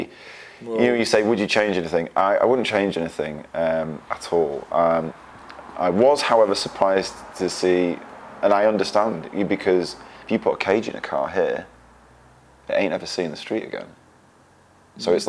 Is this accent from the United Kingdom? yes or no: yes; England, United Kingdom; being English, being typical English people, me and Jono